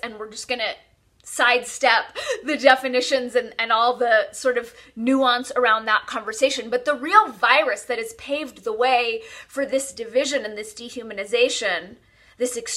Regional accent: California, United States; I'm born and raised in California

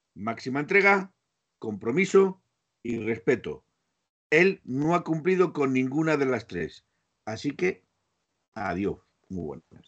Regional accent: Aragon, Spain

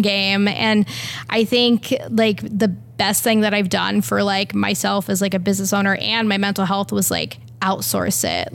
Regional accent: Pacific Northwest, United States; also born or lived in Iceland; now in Portland, United States; I'm from the Northwest

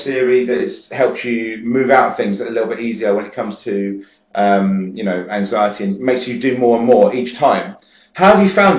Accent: United States; I'm also from America.

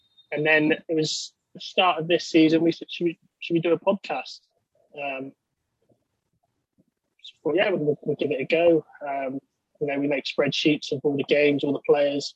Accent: Somerset, near Glastonbury, South West England, United Kingdom; I'm from Southwest England, in Somerset, near the town of Glastonbury, where the festival is.

